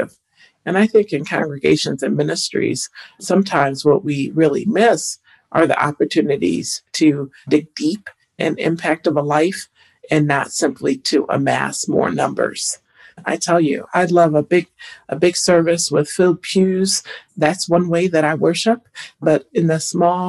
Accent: Toledo, Ohio, United States; I grew up in Northwest Ohio in Toledo, glass capital of the world

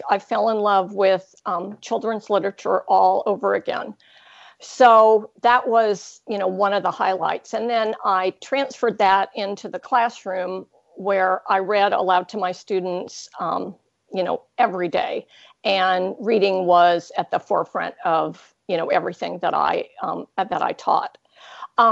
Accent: Hawaii, United States; moved away as an adult; also born or lived in California / Texas; now in Ontario, Canada; I grew up in Hawaii with a few years in California, and then I went to university in Texas and stayed there for decades until I came up here

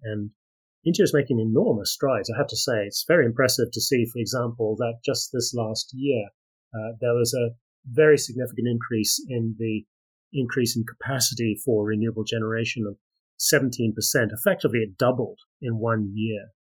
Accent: Australia; I am from Australia

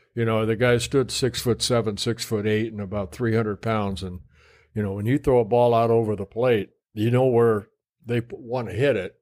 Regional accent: Southern California, United States; also born or lived in Netherlands; when I grew up in Southern California

